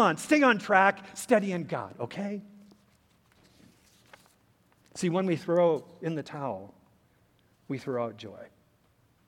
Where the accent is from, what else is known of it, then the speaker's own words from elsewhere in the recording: United States; As Americans, we are entrusted with the rights and responsibilities of being good citizens of our country